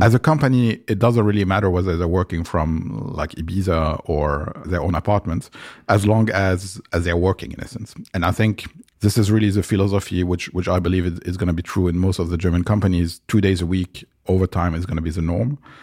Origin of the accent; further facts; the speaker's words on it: Lebanon; moved away; also born or lived in France; I grew up in Lebanon, which is, uh, a country in the Middle East